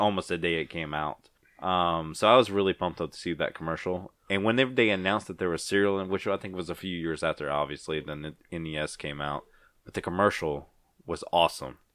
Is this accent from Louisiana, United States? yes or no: yes; Ponchatoula, Louisiana, United States; I'm from Punchatoula